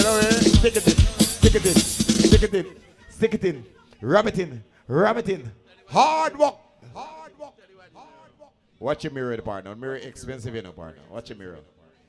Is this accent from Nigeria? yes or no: yes; Nigeria; I'm from Nigeria.